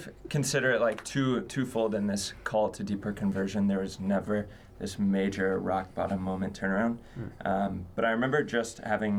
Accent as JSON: {"language": "English", "town": "Carmel", "region": "Indiana", "country": "United States", "tie": "born or raised there", "also_born_or_lived": "Bloomington, Indiana / Kalamazoo, Michigan", "said": "I grew up in Carmel, went to Guerin Catholic High School, and then went on to Indiana University"}